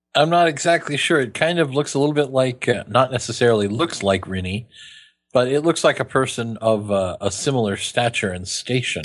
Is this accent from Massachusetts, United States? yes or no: no; Kansas, United States; I'm from Kansas.